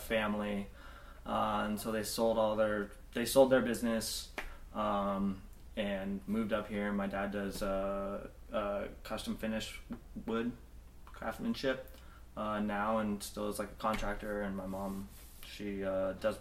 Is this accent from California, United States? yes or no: yes; Los Angeles, California, United States; born in L.A., Northridge area